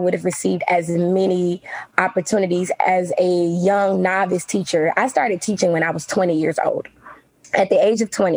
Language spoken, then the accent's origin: English; Selma, Alabama, United States; I'm from Selma.